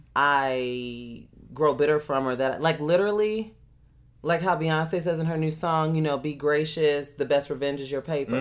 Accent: Chicago, Illinois, United States; I have, had a huge house uh, that I grew up in in Chicago.

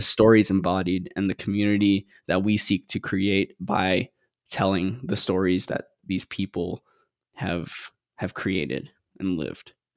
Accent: Guam; moved away; also born or lived in Philippines; when I was two, we moved to Guam, and that's where I grew up

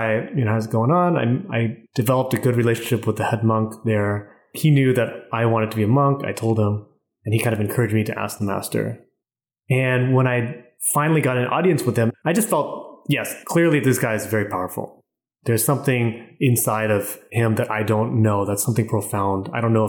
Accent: California, United States; also born or lived in Vietnam; I live in LA now. I just moved here about a month ago, but I'm originally from California

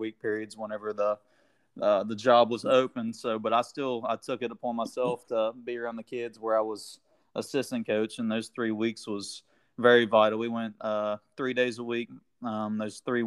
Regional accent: Ripley, West Virginia, United States; growing up in Ripley, it's a small town

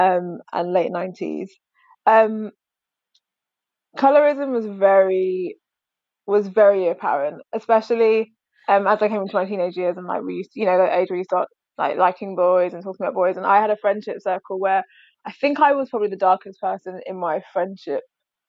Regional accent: London, United Kingdom; I grew up in South London, but went to school in like primary school, went to school kind of south, but like more Beckenham kind of Kent area

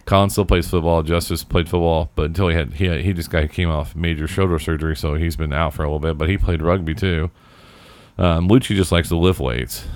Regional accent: Indianapolis, Indiana, United States; also born or lived in Chicago; I'm from Indianapolis

